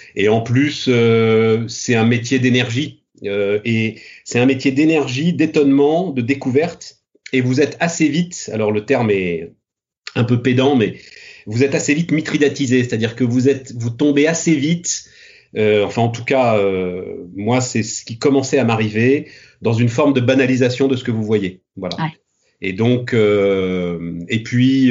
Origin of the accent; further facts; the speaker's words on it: Paris, Île-de-France, France; je suis parisien, euh, fils de parisien, euh, petit-fils de parisien. enfin Paris et la banlieue